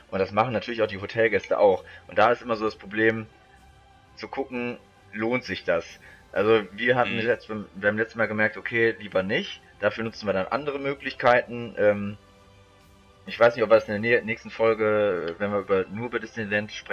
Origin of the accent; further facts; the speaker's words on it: St. Tönis, North Rhine-Westphalia, Germany; Also ich bin früher bei unserem Dorf, wo ich herkomme, aus St. Tönis, da gab es immer eine Mini-Kirmes im Frühling und im Herbst.